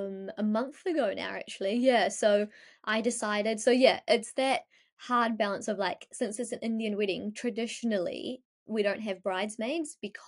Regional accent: New Zealand; you know what, I'm also from New Zealand. So it was like, I wanted to integrate both our cultures.

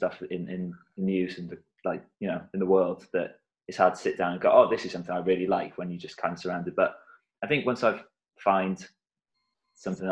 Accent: South Wales, United Kingdom; now in Birmingham, United Kingdom; I grew up in South Wales, but I live in Birmingham now

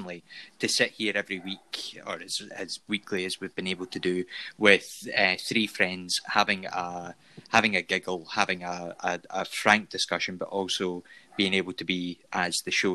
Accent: Scotland, United Kingdom; accent: Scottish; Fat guy with a beard with a Scottish accent. So I'm the Scottish

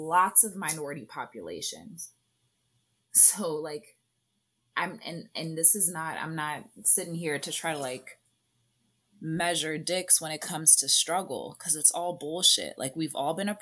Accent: United States; we're Americans, and like, as I mean, even as Black Americans

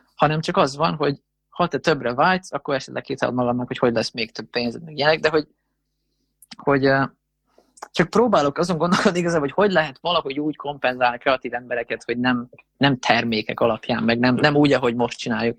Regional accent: Hungary

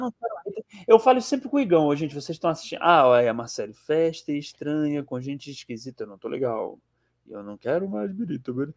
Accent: Ceará, Brazil; Eu sou do Ceará

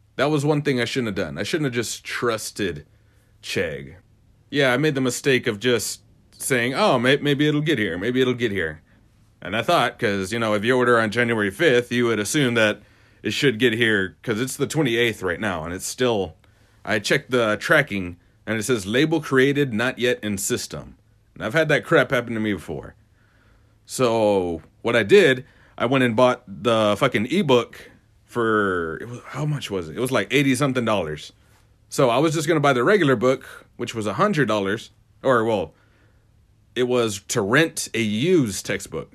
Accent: Ozona, Texas, United States; moved away; my hometown of Oz City, U S A. By the way, it's Ozona, not Arizona

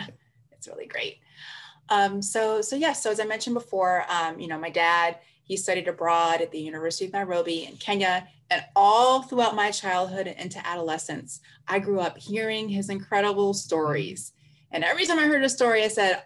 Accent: Tuskegee, Alabama, United States; I'm from Tuskegee.

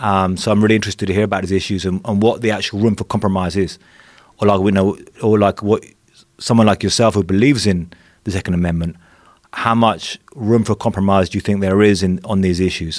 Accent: England, United Kingdom; moved away as an adult; now in Mexico; I grew up in England, which is, you know, pretty safe place relatively

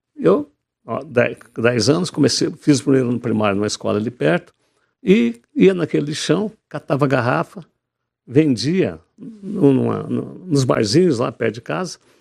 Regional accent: Jaguapitã, Paraná, Brazil; Eu nasci em Jaguapitã, ali perto de Maringá, na zona rural

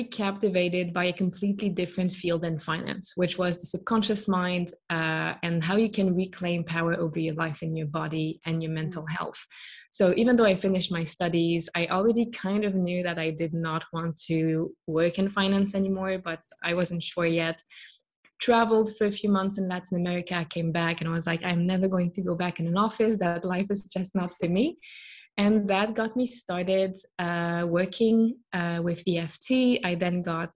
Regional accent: Switzerland; born and raised in Switzerland, studied here

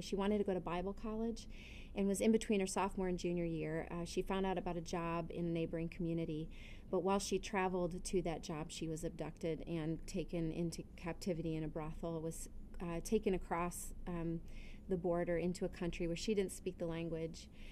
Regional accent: United States; as an American Christian

